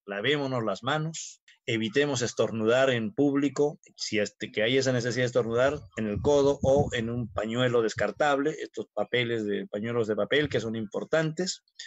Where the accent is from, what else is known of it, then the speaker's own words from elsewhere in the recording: Peru; querrámonos como peruanos